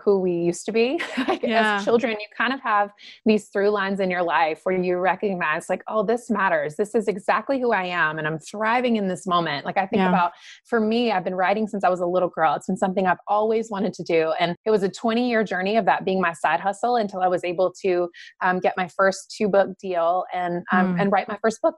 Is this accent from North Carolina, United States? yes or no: yes; Eden, North Carolina, United States; moved away as an adult; also born or lived in Los Angeles; I was born and raised in the South in North Carolina. So that's where I'm from.